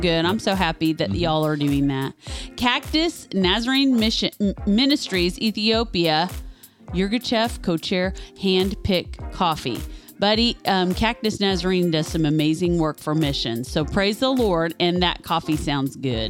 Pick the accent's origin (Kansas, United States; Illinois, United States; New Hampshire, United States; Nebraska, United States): Kansas, United States; now in Kentucky, United States; We're not from here originally, we're from Kansas, but because we've lived here long enough now